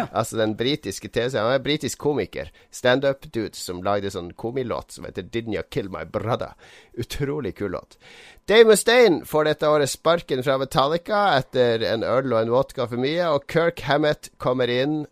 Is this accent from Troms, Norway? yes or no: yes; Harstad, Troms, Norway; en spent elleveåring hjemme i Harstad